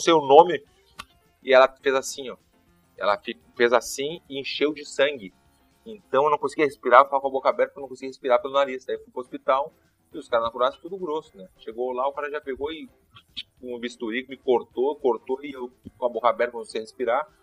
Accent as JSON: {"language": "Portuguese", "town": "Porto Alegre", "region": "Rio Grande do Sul", "country": "Brazil", "said": "eu tava em Petrópolis"}